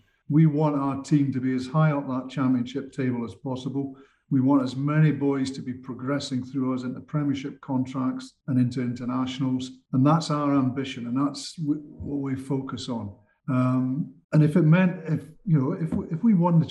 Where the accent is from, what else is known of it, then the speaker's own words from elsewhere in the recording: Scotland, United Kingdom; as a Scotsman